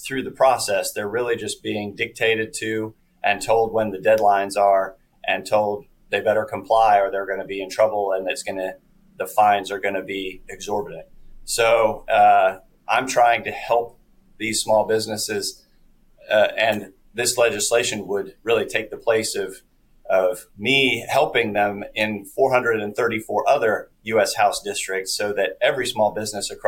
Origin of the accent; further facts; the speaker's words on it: Lexington, United States; my hometown of Lexington